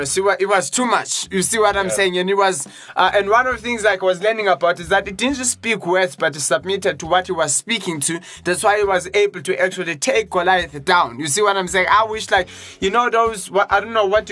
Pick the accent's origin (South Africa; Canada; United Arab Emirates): South Africa; Johannesburg, Gauteng; I'm from Johannesburg